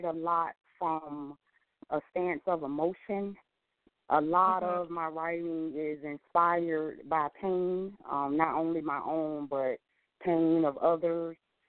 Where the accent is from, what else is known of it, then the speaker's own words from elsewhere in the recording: New Jersey, United States; now in Fort Lauderdale, United States; I was born in New Jersey. I'm living now in Fort Lauderdale, Florida